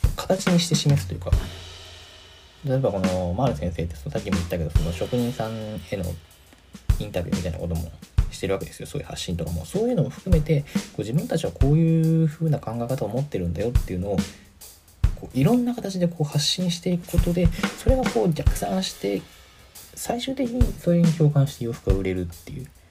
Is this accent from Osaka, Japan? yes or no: no; Musashimurayama, Tokyo, Japan; 僕東京出身なんですけど